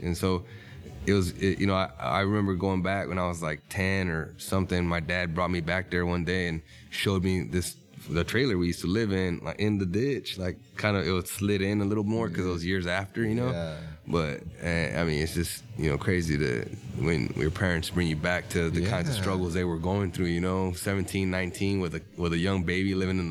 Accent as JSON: {"language": "English", "town": "Salinas", "region": "California", "country": "United States", "tie": "born or raised there", "said": "I was born and raised in Salinas, 1984. My parents are from Mexico. My dad is from Sinaloa. My mom's from Tamaulipas."}